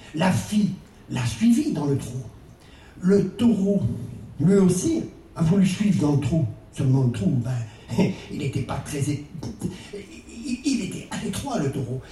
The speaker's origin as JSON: {"language": "French", "region": "Brittany", "country": "France", "said": "vous avez dû voir mon accent, je ne suis pas spécifiquement islandais. Je suis même breton"}